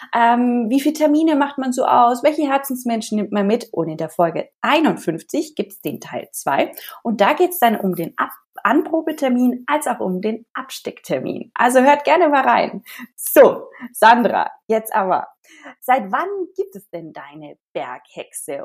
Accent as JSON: {"language": "German", "area": "Ansbach area", "region": "Bavaria", "country": "Germany", "tie": "born or raised there", "said": "aus meiner Heimatregion"}